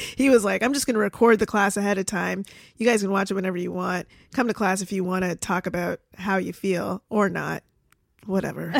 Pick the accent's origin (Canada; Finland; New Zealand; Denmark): Canada; now in United States; I'm Canadian.